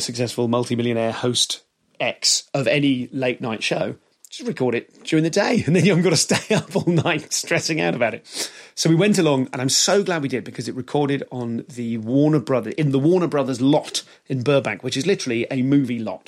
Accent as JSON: {"language": "English", "country": "United Kingdom", "said": "They know I'm British"}